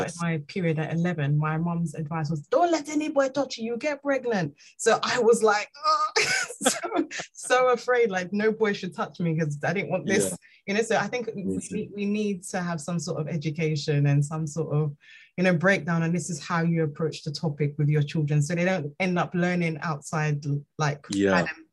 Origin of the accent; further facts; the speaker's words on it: Nigeria; me being Nigerian